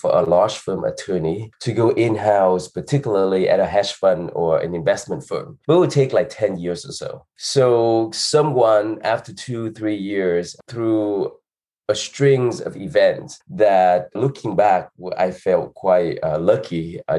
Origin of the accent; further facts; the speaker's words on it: California, United States; moved away as an adult; also born or lived in New York City; I grew up in California